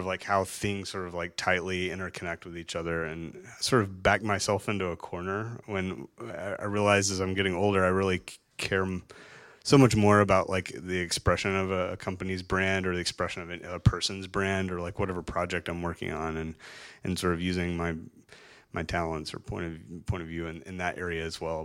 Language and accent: English; Chattanooga, Tennessee, United States; moved away as an adult; I didn't even leave my hometown until I was like thirty, thirty-one years old